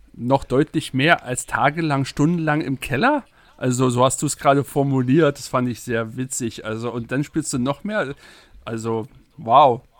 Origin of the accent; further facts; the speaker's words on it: Berlin, Germany; Ich komme aus Berlin. Das hört man wahrscheinlich.